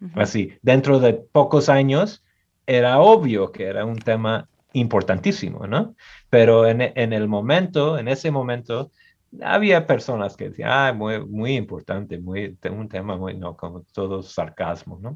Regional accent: Michigan, United States; Yo soy de aquí en Estados Unidos, el estado de Michigan

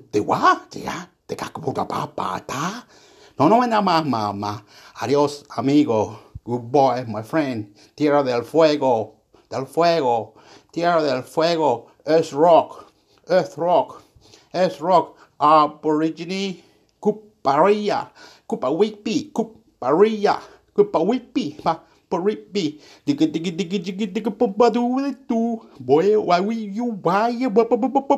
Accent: Chile; now in Australia; I live here in this area in Australia, and I'm from Chile, and I should be talking in Spanish, but I don't talk in Spanish

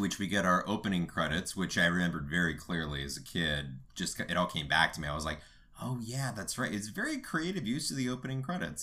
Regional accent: Los Angeles, California, United States; I'm from North Hollywood

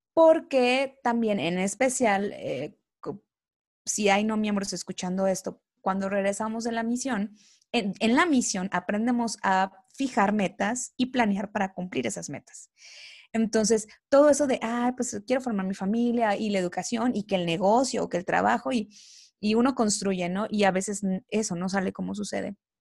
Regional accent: Coatzacoalcos, Veracruz, Mexico; moved away as an adult; Yo no soy de aquí, yo soy de, de Veracruz, de Coatzacoalcos, Veracruz

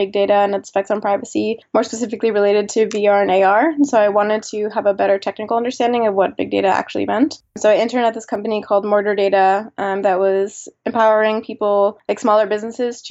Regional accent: Miami, Florida, United States; moved away as an adult; also born or lived in San Francisco; now in New York, United States; I grew up in Miami and moved to New York when I went to NYU

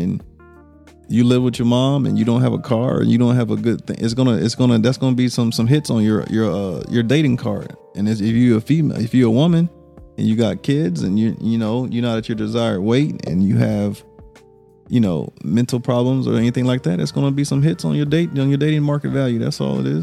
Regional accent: Louisiana, United States; I'm from Louisiana

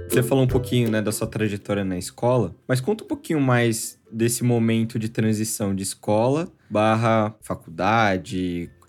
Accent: Jundiaí, São Paulo, Brazil; eu sou de Jundiaí

